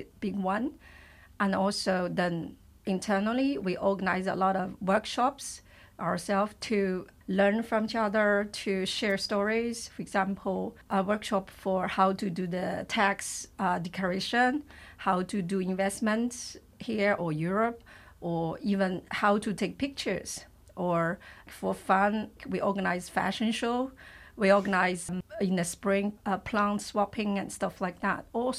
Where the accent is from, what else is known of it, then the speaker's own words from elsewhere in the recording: China; moved away as an adult; now in Luxembourg; I'm originally from China. I came to Luxembourg with my work in 2008